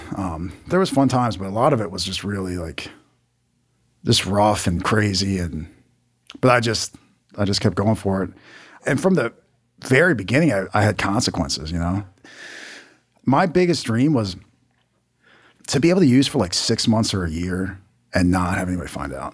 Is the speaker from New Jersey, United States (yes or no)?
no; Maryland, United States; I'm from Maryland